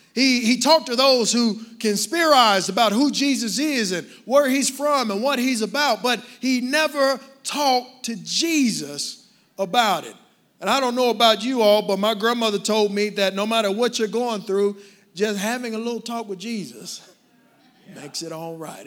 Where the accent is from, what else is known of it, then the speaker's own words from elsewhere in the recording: Dallas, Texas, United States; I grew up in Dallas, so South Dallas and Oak Cliff